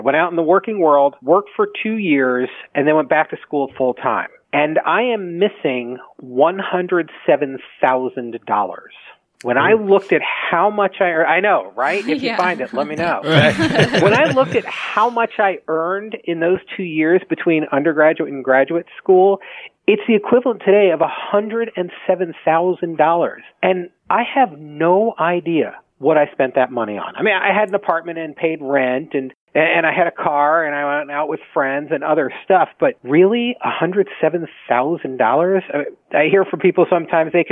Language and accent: English; United States; now in Baltimore, United States; I grew up outside of the Washington, D.C. area, and I now live near Baltimore with my wife and three kids.